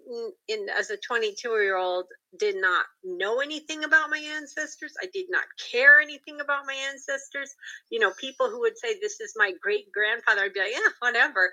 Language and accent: English; Pacific Northwest, United States; I'm from the Pacific Northwest